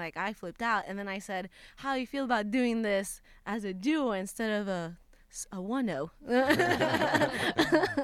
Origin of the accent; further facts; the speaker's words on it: Puerto Rico; moved away as an adult; now in Los Angeles, United States; I had just moved to LA. I'm from Puerto Rico.